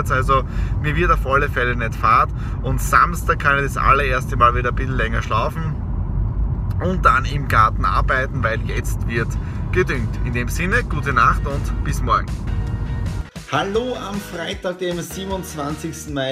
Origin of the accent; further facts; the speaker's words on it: Austria; Feiertag bei uns in Österreich, aber nicht für mich und für die Nadine.